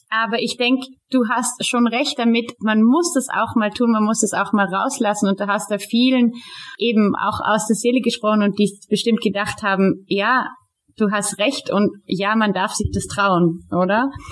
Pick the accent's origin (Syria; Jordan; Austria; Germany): Austria; hier bei uns in Österreich